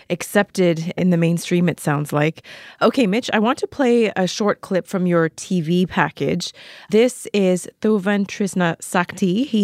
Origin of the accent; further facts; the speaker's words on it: Vancouver, British Columbia, Canada; Michiyo, I don't know if you know, but I'm from Vancouver, Canada, and uh, I've lived in various cities around the world.